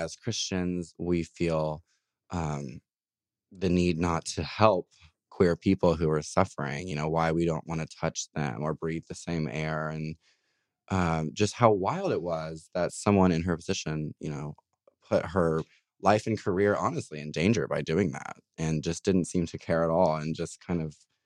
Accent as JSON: {"language": "English", "town": "Louisville", "region": "Kentucky", "country": "United States", "moved": "yes", "said": "I am from Louisville, Kentucky, originally. So it's nice to be home."}